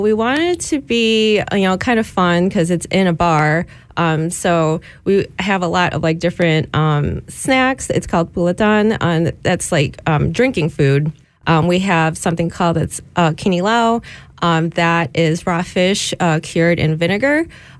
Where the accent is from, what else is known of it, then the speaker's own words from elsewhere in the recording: Chicago, Illinois, United States; moved away as an adult; now in Detroit, United States; But as someone who's not from the area, I moved here a few years ago. I'm from Chicago originally.